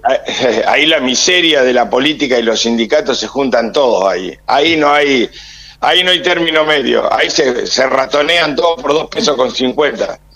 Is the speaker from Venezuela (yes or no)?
no; Argentina; Como argentino tengo casi 70 años